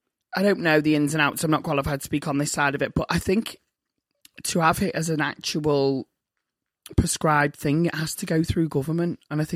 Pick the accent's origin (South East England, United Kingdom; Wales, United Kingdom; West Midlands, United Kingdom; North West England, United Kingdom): North West England, United Kingdom; Liverpool; accent: Scouse; with my Scouse accent and being the Scouse one.